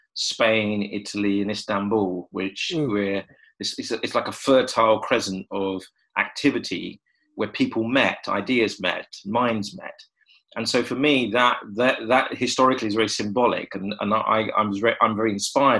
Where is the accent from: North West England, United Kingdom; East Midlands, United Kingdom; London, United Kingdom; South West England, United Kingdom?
London, United Kingdom; I was born in London. I've lived here all my life.